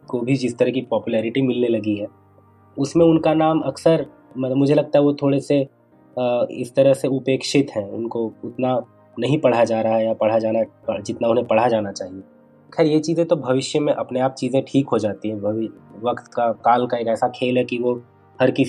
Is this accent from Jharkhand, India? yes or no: yes; Bokaro, Jharkhand, India; also born or lived in Ranchi; दरअसल मेरा बचपन बोकारो में बीता मेरे पिता रेलवे में थे और रेलवे कॉलोनी का जो माहौल होता है उसी माहौल में मेरा बचपन बीता